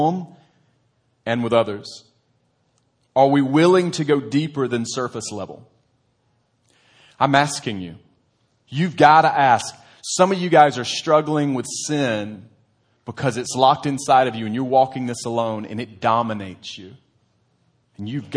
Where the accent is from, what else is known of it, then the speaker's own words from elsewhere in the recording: United States; as an American